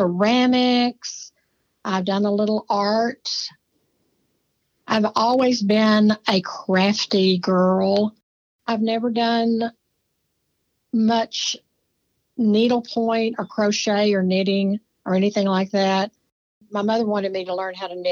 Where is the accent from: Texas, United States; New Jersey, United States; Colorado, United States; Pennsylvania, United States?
Texas, United States; Cameron; I was born in Cameron, Texas. I am a true Texas native. I've only lived out of the state for about 2 years of my life